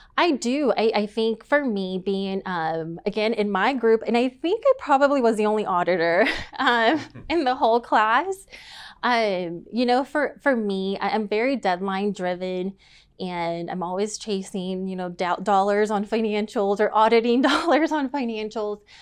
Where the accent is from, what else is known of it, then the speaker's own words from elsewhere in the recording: Tyler, Texas, United States; moved away as an adult; now in Dallas, United States; I am from East Texas, so born and raised in Tyler, Texas, and moved to Dallas for a career